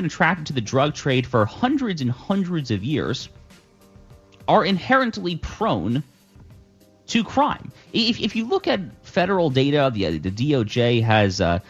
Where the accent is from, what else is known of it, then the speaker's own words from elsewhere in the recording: New York area, United States; I grew up in the New York area.